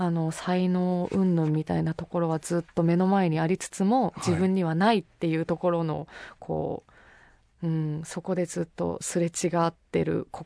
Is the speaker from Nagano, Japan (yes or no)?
yes; Nagano, Japan; 地元長野なんですけど